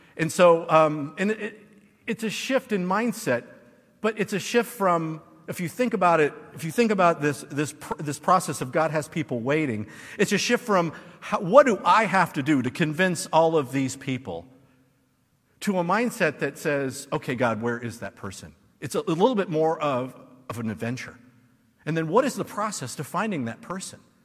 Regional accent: United States; as an American

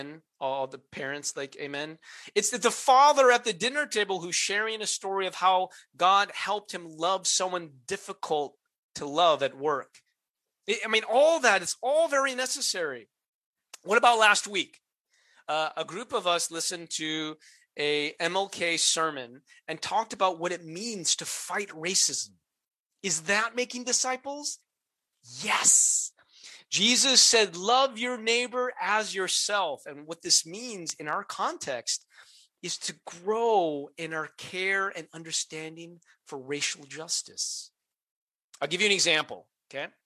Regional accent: United States; American Christians

